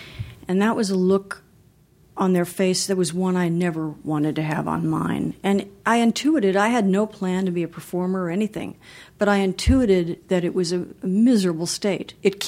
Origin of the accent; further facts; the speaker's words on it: Los Angeles, California, United States; also born or lived in Beverly Hills; Well, I grew up in Los Angeles. I grew up part of the time in Beverly Hills.